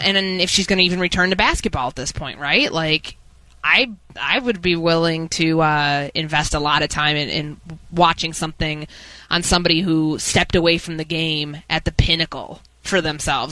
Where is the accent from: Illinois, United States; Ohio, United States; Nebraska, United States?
Illinois, United States; Chicago; growing up in Chicago during the 90s